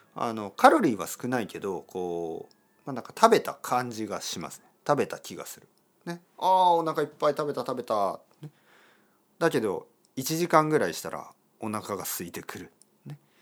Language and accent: Japanese; Kyushu, Japan; 僕の出身九州ですね